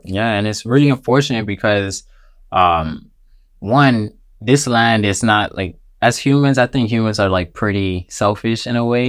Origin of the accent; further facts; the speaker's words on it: Miami, Florida, United States; also born or lived in Jamaica; I was born here in Miami